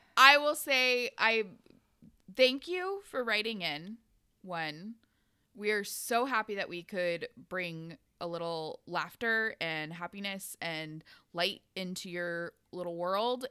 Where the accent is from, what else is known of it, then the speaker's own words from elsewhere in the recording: Pacific Northwest, United States; growing up in the Pacific Northwest